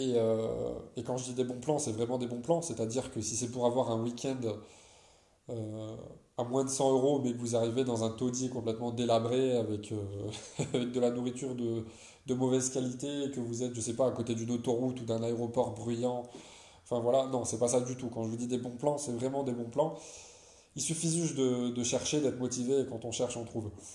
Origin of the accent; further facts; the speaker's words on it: France; en tant que Français